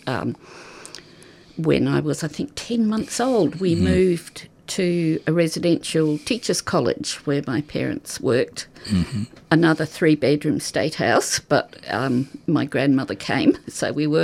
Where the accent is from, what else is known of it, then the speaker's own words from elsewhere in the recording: Auckland, New Zealand; also born or lived in Australia / Port Melbourne; now in Melbourne, Australia; I was born in Auckland in the Green Lane Hospital